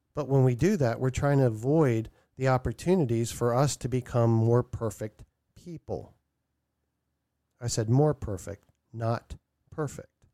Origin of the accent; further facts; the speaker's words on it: Maryland, United States; now in Vermont, United States; I'm gonna be relocating from Vermont back to my hometown in Maryland